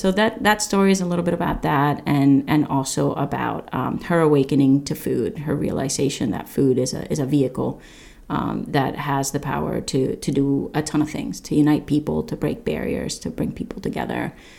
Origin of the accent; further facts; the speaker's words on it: Nepal; You know, it's not Nepal's momo. I am from Nepal, but it's my momo, you know, sort of thing.